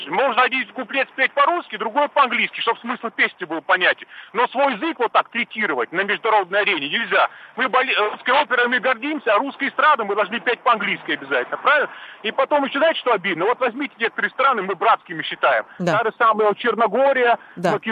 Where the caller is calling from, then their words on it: Moscow, Russia; я из Москвы звоню